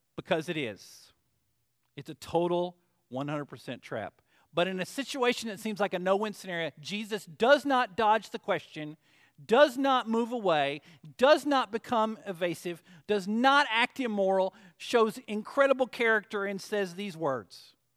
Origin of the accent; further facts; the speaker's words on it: Arkansas, United States; I'm from Arkansas